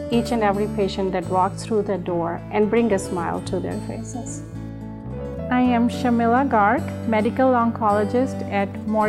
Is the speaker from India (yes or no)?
yes; India; moved away as an adult; I grew up in India and then did residency in three different countries.